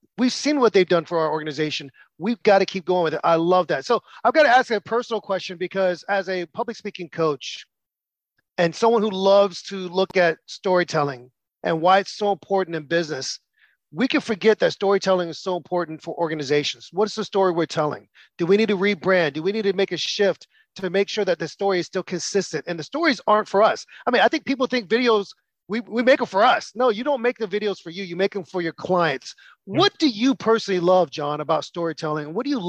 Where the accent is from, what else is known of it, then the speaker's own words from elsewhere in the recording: United States; what was interesting for me as an American is I went to the movie theater with my friends from London